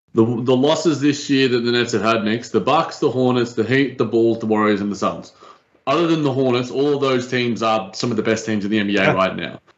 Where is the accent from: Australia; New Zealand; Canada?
Australia; as an Aussie right down here